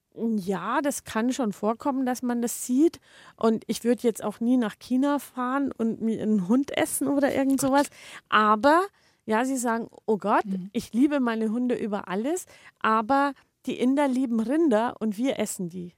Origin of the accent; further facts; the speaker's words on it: Germany; bei uns in Deutschland